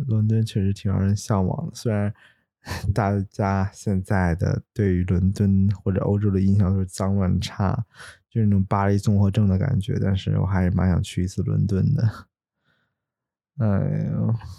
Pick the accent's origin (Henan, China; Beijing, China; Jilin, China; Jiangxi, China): Henan, China; Luoyang; moved away; 我的家乡河南洛阳